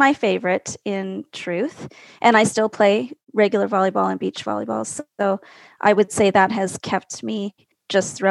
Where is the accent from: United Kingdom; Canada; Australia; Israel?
Canada; Calgary, Alberta; So I'm from Calgary in Alberta, Canada, and I grew up 2.5 hours from the big city I'm in a small ranching community